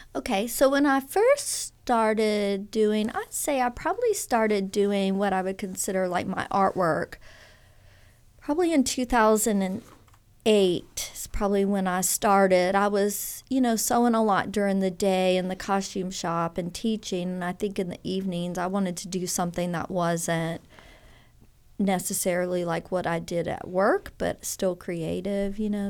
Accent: Baton Rouge, Louisiana, United States; moved away as an adult; also born or lived in Texas; now in Oxford, United States; I really grew up in Louisiana in the Baton Rouge area, really spent most of my, all schooling there, most of it

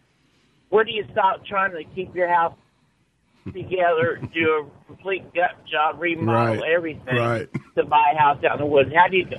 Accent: Farmington, Missouri, United States; I'm from Farmington, Missouri, guys.

